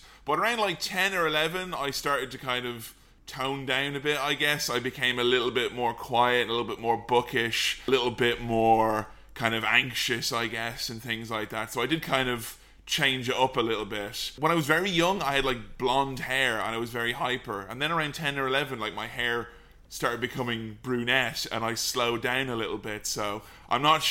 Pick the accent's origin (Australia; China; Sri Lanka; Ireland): Ireland; Delvin, Westmeath; I just grew up in a small, little, tiny village in a kind of crappy part of the country where there wasn't really much going on, called Delvin in County Westmeath.